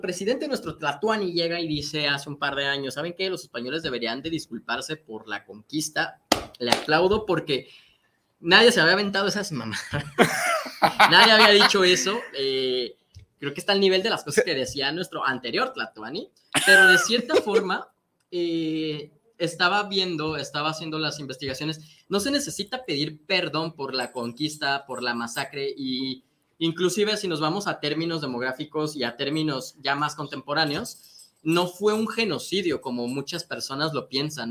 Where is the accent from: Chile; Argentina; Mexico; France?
Mexico; nosotros como mexicanos